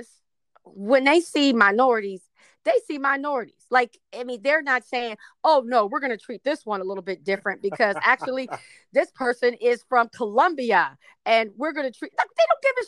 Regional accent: Texas, United States; also born or lived in Arlington, Virginia; my family's from Mexico, from Texas

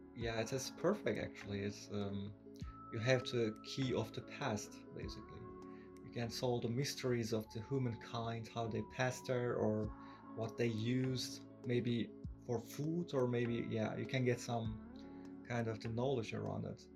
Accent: Turkey; I'm from Turkey

